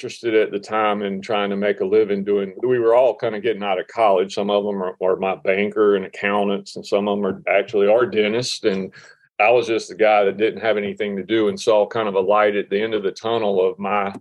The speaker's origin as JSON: {"language": "English", "town": "Myrtle Beach", "region": "South Carolina", "country": "United States", "tie": "born or raised there", "said": "I grew up in Myrtle Beach"}